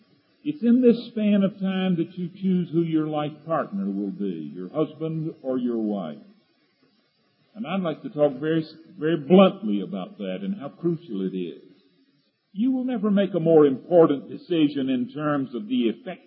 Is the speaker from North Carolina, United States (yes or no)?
yes; eastern North Carolina, United States; moved away as an adult; When I came to Asbury College out of the swamps of North Carolina, down in the eastern part of North Carolina, you couldn't get in or out of my hometown without going through Green Swamp